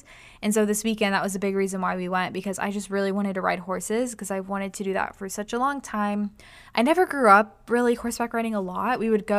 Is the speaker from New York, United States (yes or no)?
yes; New York City, New York, United States; but those are just areas that we grew up in New York City.